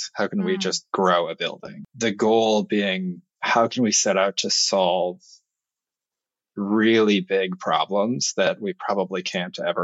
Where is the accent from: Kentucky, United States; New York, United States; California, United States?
New York, United States; as a New Yorker